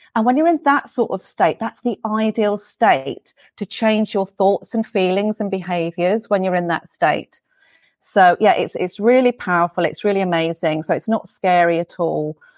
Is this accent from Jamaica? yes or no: no; England, United Kingdom; moved away; you might be able to hear from my accent. I'm from England. I'm from the U K.